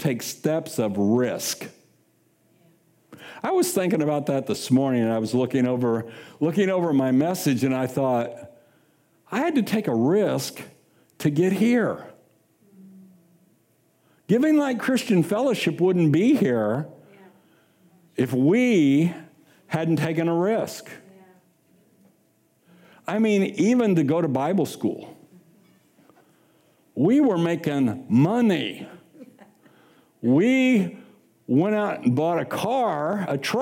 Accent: Kansas City, United States; moved away as an adult; also born or lived in Sacramento, Pennsylvania; I'm from Kansas City

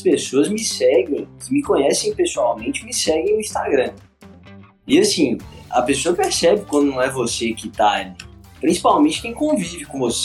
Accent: Teófilo Otoni, Minas Gerais, Brazil; also born or lived in Governador Valadares; Eu sou de Flotão, de Minas Gerais, interiorzão

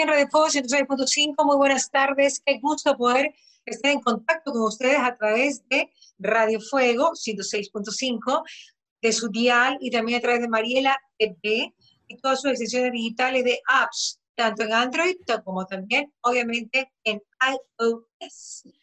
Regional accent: Bahía de Caráquez, Manabí, Ecuador; hay quienes nacimos, nacen en Bahía

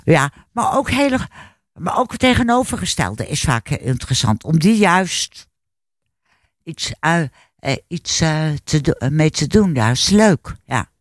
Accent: Hilversum, North Holland, Netherlands; now in Laren, Netherlands; ik ben eh, opgegroeid in Hilversum.

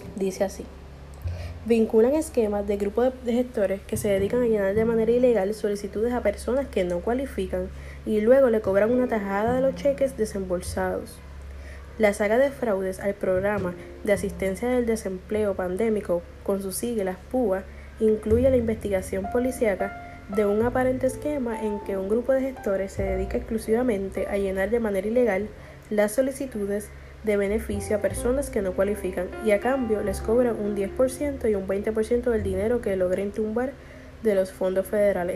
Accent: Puerto Rico; nosotros como puertorriqueños

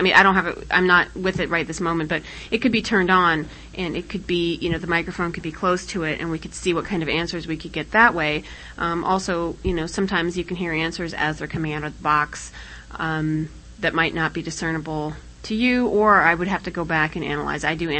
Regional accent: Colorado, United States; moved away; I'm from Colorado

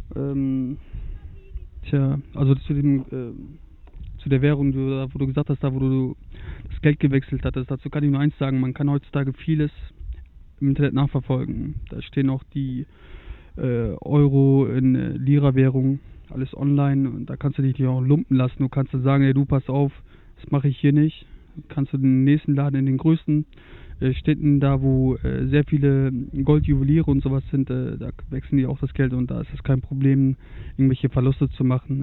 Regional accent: Germany; ich habe ein starkes Akzent. Wenn die mich dann hören, dann fällt das schon auf, dass ich aus Deutschland komme.

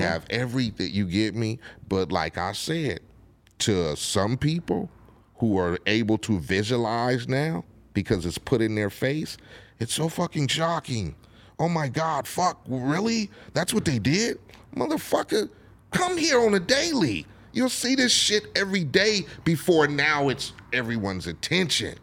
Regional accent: Compton, California, United States; I grew up in Compton

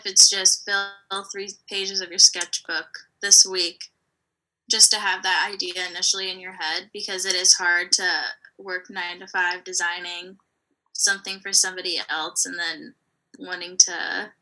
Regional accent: Savannah, Georgia, United States; I actually went to high school at Savannah Arts, so I grew up in Savannah

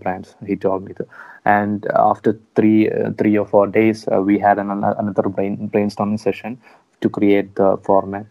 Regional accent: Kottayam, Kerala, India; we are from a small city from Kottayam

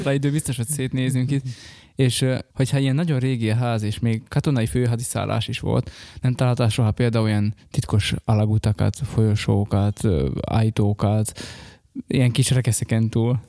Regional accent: Upper Hungary, Felvidék, Slovakia; mi felvidékiek vagyunk

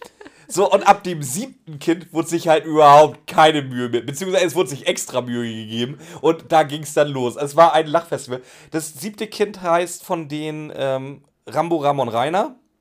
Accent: Pinneberg, Schleswig-Holstein, Germany; ich komme aus dem Norden, da sind noch glückliche Kühe.

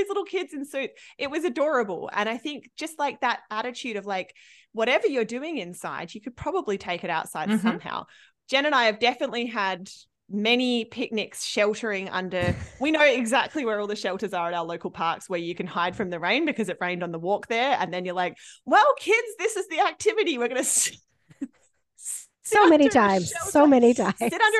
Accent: Australia; moved away; I'm from Australia

